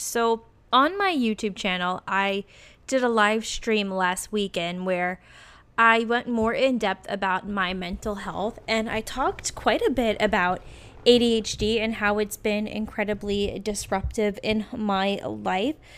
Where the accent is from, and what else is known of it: Richmond, United States; born or raised there; moved away